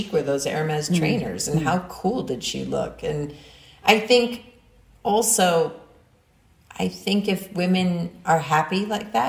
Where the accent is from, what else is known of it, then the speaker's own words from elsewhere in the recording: New York City, New York, United States; I grew up in New York City